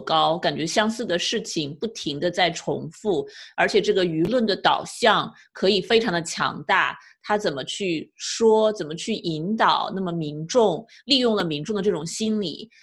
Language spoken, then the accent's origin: Chinese; China; now in California, United States; 是我们中国人对于生命太不尊重吗？